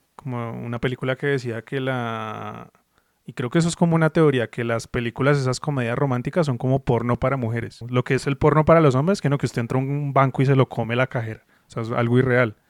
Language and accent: Spanish; Colombia; also born or lived in Bogotá; uno como colombiano